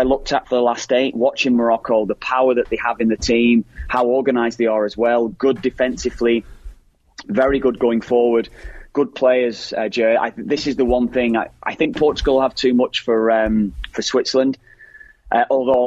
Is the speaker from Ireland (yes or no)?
yes; Ireland; as Irish lads